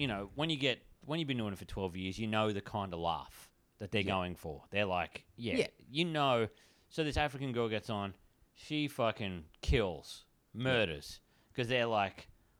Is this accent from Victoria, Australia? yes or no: no; Ipswich, Queensland, Australia; Yeah, I'm from Ipswich.